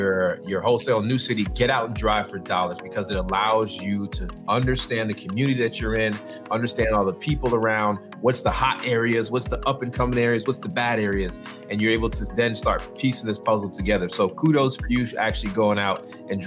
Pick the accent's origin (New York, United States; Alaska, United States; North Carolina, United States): North Carolina, United States; Winston-Salem; you are in my hometown. We're in the same city